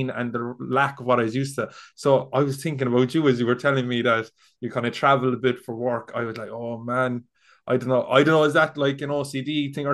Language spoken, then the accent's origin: English; Cork, Munster, Ireland; moved away as an adult; now in Galway, Ireland; I'm from Cork, I'm living in Galway, but the job is back down in Cork